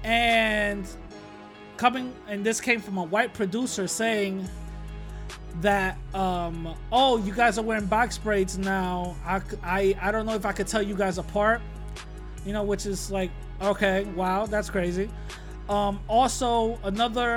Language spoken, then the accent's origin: English; New York, United States; when I was growing up in New York